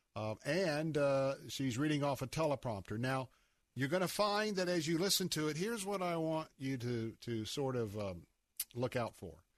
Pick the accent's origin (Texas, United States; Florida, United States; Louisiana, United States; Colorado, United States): Florida, United States; Tampa; I grew up in West Tampa.